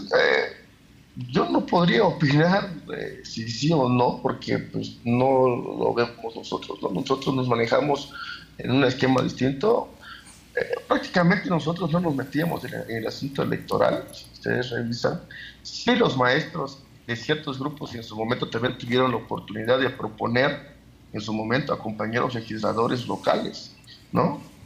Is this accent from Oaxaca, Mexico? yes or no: yes; Juchitán de Zaragoza, Oaxaca, Mexico; Juchitán de Zaragoza, de donde yo soy original